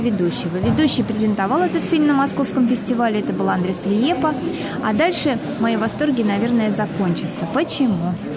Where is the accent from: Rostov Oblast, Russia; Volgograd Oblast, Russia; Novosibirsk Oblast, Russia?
Volgograd Oblast, Russia; Volgograd; я Собственно, из Волгограда, и я, э, мой дед там воевал